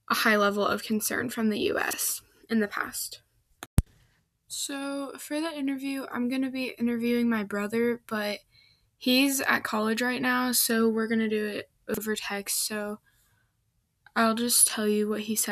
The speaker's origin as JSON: {"language": "English", "region": "Midwest", "country": "United States", "said": "I'm from the Midwest"}